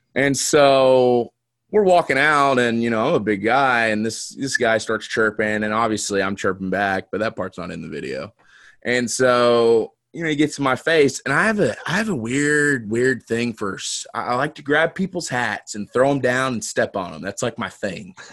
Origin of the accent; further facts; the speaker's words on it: Knoxville, Tennessee, United States; growing up in Knoxville